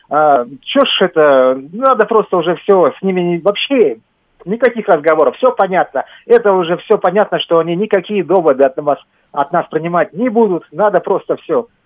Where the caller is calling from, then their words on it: Moscow, Russia; я из Москвы